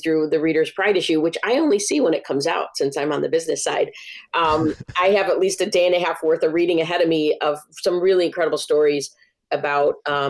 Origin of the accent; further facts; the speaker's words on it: Chicago, Illinois, United States; I grew up near Lake Michigan. Like, I could get to Lake Michigan, but I spend 99% of my time in parks. Now I'm in Portage Park, and I played in Little League and all sorts of parks all over the city of Chicago.